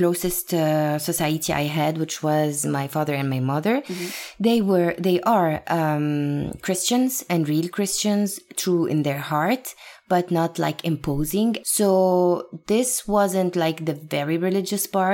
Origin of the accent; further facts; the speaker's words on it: Beirut, Beirut Governorate, Lebanon; moved away as an adult; now in New York, United States; So I was born and raised in Lebanon, in Beirut specifically.